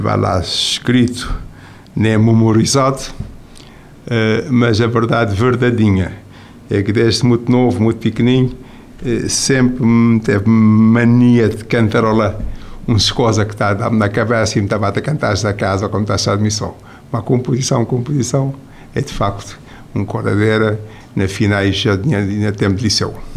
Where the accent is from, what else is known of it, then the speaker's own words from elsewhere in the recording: Cape Verde; moved away as an adult; also born or lived in Lisbon, Portugal; me saí de Cabo Verde